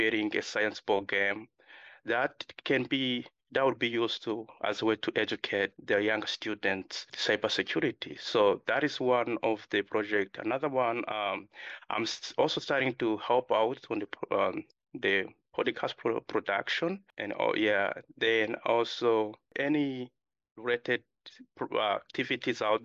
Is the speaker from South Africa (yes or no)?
no; Uganda; moved away; also born or lived in Democratic Republic of the Congo; I was born in Democratic Republic Congo. Then I was raised in Uganda, refugee settlement. Then I moved here in 2016